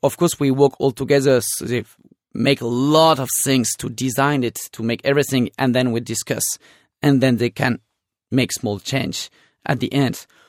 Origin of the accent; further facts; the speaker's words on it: Orange, Provence-Alpes-Côte d'Azur, France; English is a second language; moved away as an adult; also born or lived in Turkey; I was born in Rhone Valley, in South Rhone Valley, in Orange